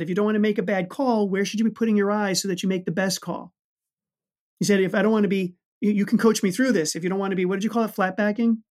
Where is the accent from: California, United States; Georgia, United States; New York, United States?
New York, United States; New York City; I grew up in the Bronx